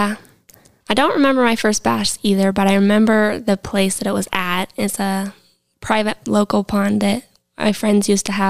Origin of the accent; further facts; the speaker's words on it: Lander, Wyoming, United States; Like Dad said, we were born and raised in Lander